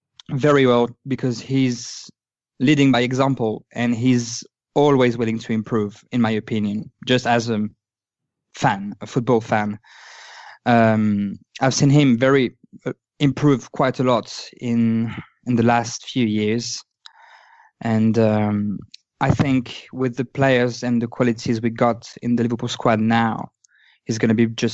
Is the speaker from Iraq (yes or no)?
no; Lyon, Auvergne-Rhône-Alpes, France; I was born in Lyon. I was supporting Lyon as a kid